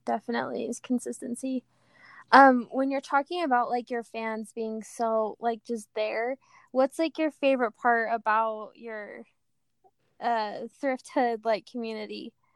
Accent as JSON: {"language": "English", "area": "near Rexburg", "region": "Idaho", "country": "United States", "tie": "born or raised there", "moved": "yes", "lives_now": "Provo, United States", "said": "I grew up in Idaho and the closest town was Rexburg."}